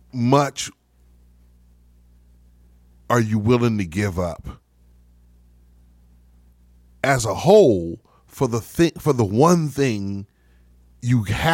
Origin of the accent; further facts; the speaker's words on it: Atlanta, Georgia, United States; but for 17 years I lived in Atlanta, and I grew up initially in Atlanta.